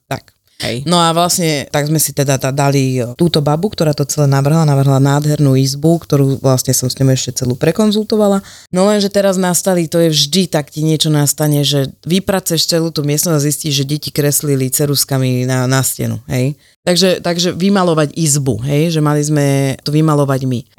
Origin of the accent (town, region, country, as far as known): Slovakia